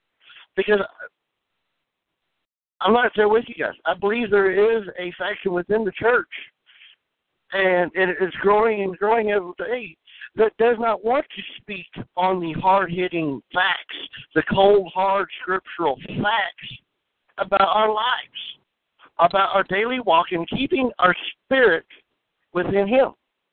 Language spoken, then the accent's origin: English; Springfield, Missouri, United States; I'm from Springfield, Missouri.